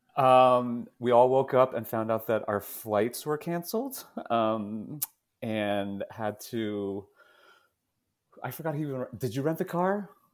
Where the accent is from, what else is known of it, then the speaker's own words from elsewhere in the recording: New Jersey, United States; I grew up in New Jersey, about half an hour west of New York City.